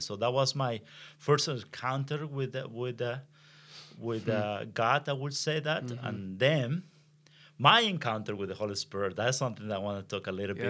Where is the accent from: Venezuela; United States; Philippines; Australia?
Venezuela; English is a second language; moved away; I am from Venezuela, so right. I speak better Spanish than English.